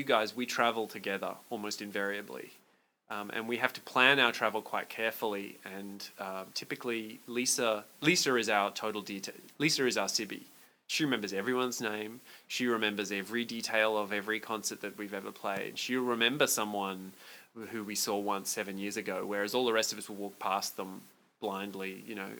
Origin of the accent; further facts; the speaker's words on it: Brisbane, Queensland, Australia; moved away as an adult; Born and bred in Bris Vegas. Brisneyland, which is Brisbane